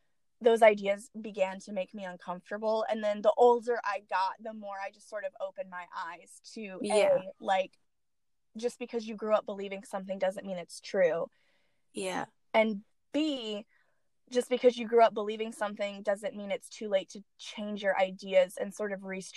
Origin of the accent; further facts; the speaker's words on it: the American South, United States; I grew up in the American South